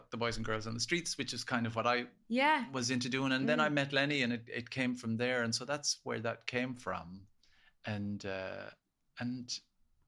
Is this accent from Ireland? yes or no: yes; Ennis, Munster, Ireland; now in Dublin, Ireland; I grew up in Ennis, County Clare